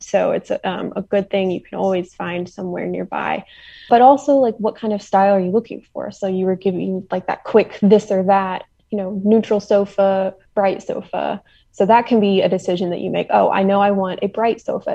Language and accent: English; Nashville, Tennessee, United States; now in Knoxville, United States; I'm from the Nashville area originally